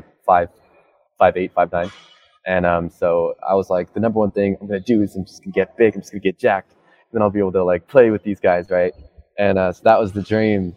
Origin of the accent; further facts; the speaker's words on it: Alberta, Canada; I am from Canada. I'm from Alberta, Canada